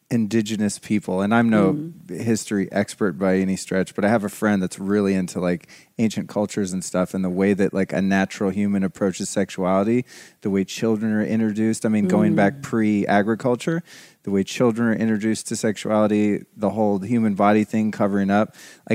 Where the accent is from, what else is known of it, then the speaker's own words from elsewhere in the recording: Sonoma County, California, United States; I'm from Sonoma County.